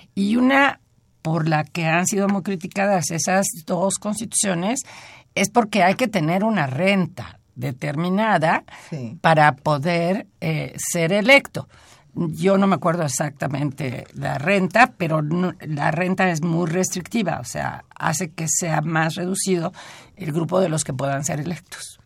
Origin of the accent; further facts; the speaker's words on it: Mexico; como mexicana y como lectora